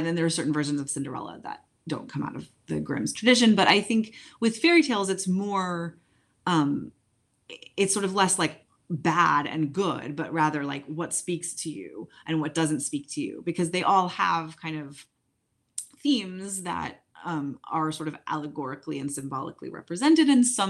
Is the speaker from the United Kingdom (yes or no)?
yes; England, United Kingdom; Growing up in England, Enid Blyton is a children's author for both genders